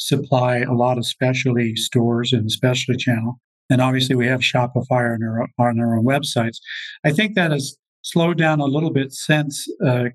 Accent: Colorado, United States; I'm from Colorado. I went to school at the University of Colorado Boulder

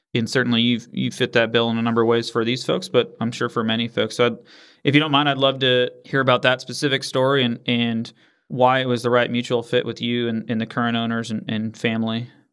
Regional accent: Northeast, United States; moved away; I grew up in the Northeast

